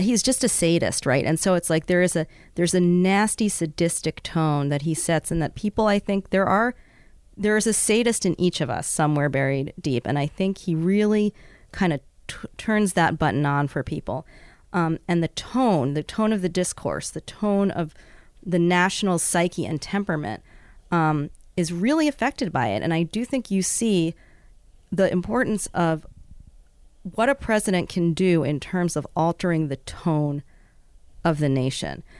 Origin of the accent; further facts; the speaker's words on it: New York City, New York, United States; moved away as an adult; also born or lived in Bethel, Alaska; now in Juneau, United States; growing up in the South Bronx